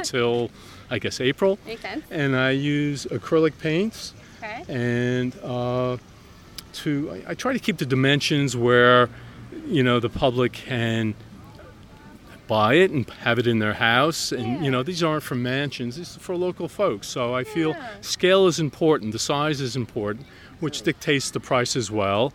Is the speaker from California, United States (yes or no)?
no; New York, United States; moved away as an adult; now in Allentown, United States; I'm originally from New York